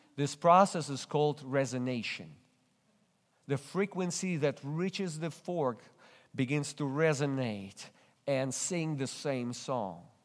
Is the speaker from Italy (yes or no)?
no; Russia; English is a second language; moved away as an adult; in church in Russia, when I barely spoke any English